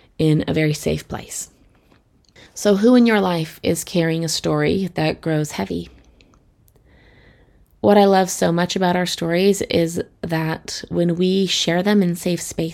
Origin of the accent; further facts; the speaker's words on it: Colorado, United States; I grew up in Colorado, which is beautiful for hikers.